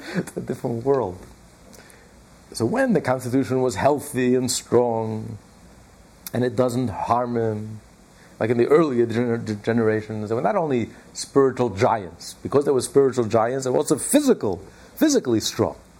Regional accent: United States; I know we're all American

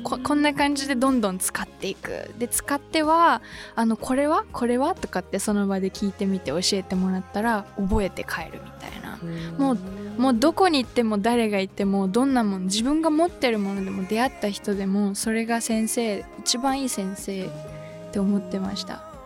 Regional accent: suburbs of Tokyo, Japan; 私の場合東京の郊外に生まれ育った

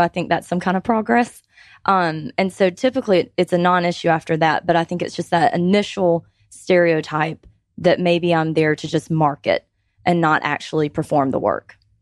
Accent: Georgia, United States; I have lived in Georgia my whole life, so all thirty-one years I've been a Georgia resident

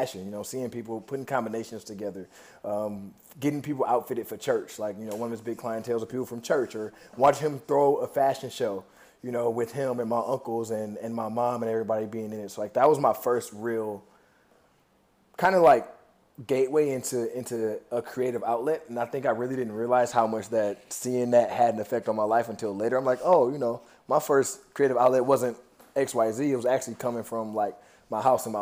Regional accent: Flint, Michigan, United States; moved away as an adult; now in New York City, United States; I'm originally from Flint, Michigan, born and raised. I moved to New York City about five years

